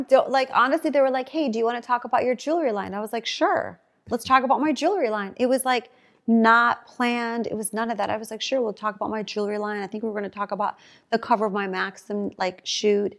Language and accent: English; Chicago, Illinois, United States; I'm from Chicago.